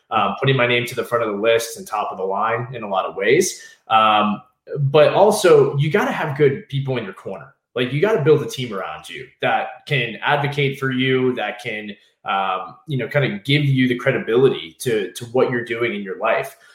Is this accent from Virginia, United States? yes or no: yes; Southeast Virginia, United States; moved away as an adult; also born or lived in Washington, District of Columbia, United States / Norwalk, Connecticut; I was from Southeast Virginia.